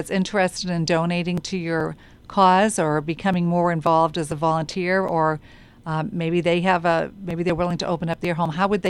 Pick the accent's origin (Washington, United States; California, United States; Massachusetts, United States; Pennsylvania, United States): Massachusetts, United States; Boston; accent: Boston; So I have a Boston accent